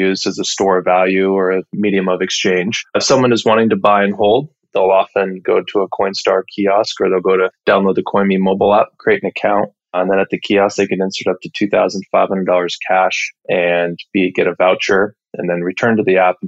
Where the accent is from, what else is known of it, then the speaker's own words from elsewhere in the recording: Edmonds, Washington, United States; also born or lived in Salem, Oregon; I'm from Edmonds, Washington, just north of Seattle